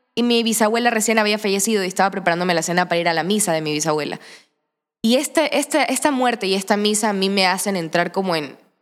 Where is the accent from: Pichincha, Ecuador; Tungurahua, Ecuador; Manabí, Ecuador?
Manabí, Ecuador; Santa Ana; moved away as an adult; also born or lived in Portoviejo; now in Guayaquil, Ecuador; vengo del Cantón Santa Ana, de Manabí en la provincia de Manabí, eh, nací en Puerto Viejo, me crié en Santa Ana todo el tiempo